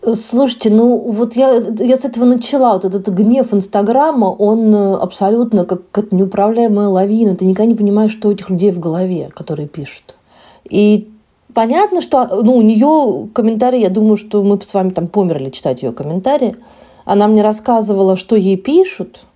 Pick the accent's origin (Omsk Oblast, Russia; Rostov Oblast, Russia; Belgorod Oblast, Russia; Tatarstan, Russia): Rostov Oblast, Russia; Rostov-on-Don; я выросла в Ростове